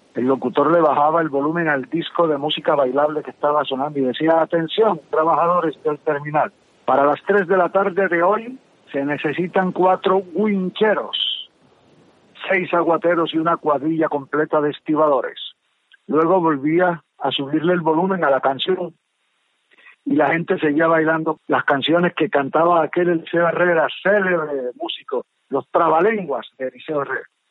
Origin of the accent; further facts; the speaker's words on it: Colombia; also born or lived in San Bernardo del Viento, Córdoba, Colombia / Cartagena, Bolívar, Colombia; cuando yo empecé a estudiar en Cartagena, cuando llegué de San Bernardo del Viento a Cartagena